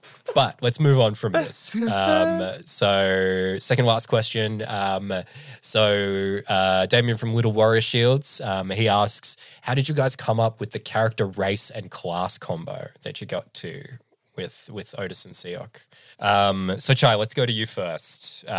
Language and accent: English; Australia